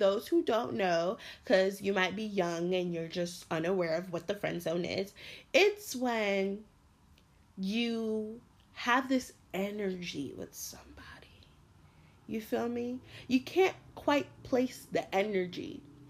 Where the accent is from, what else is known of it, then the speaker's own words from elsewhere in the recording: Miramar, Florida, United States; now in New York City, United States; I'm originally from Miramar, Florida, which is Broward County.